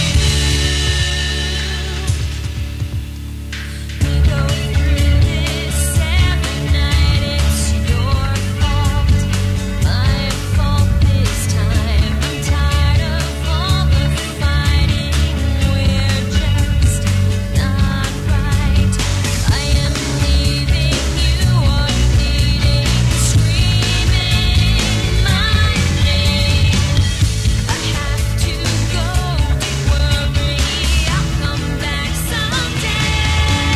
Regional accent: New York City, New York, United States; my hometown, New York City.

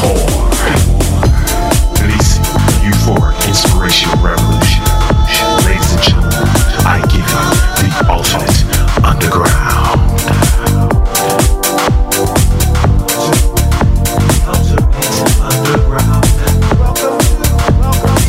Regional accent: New York City, New York, United States; moved away; broadcasting this week from the Big Apple, New York City, my hometown.

